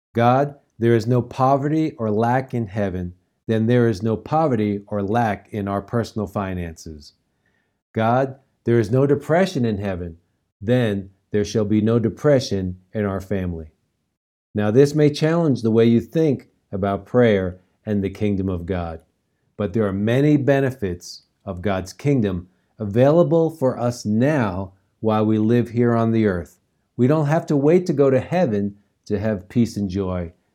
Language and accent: English; New York, United States; now in Colorado, United States; New York, where I grew up